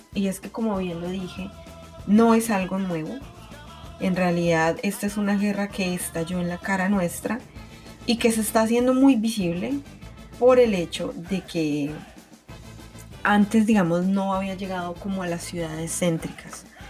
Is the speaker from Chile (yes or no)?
no; Colombia; soy ciudadana colombiana y claro que me duele lo que está ocurriendo en mi país